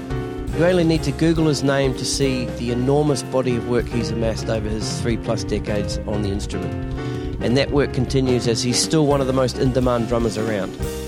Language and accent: English; New Zealand; So did my research, found out who you guys were, because I came from New Zealand.